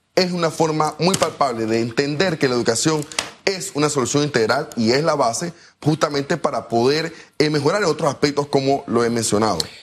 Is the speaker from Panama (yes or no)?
yes; Panama